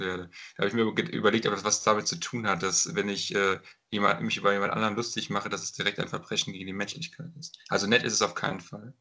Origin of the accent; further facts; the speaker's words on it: Runkel, Hesse, Germany; in meine Heimatstadt in Runkel